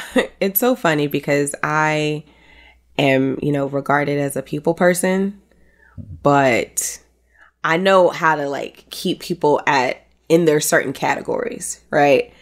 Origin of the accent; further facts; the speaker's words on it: New York City, New York, United States; as a New Yorker